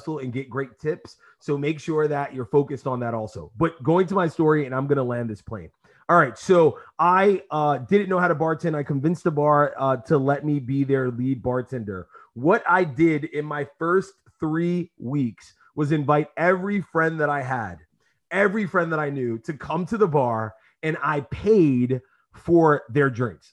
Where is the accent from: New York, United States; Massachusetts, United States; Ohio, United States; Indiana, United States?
New York, United States; New York City; I grew up in East New York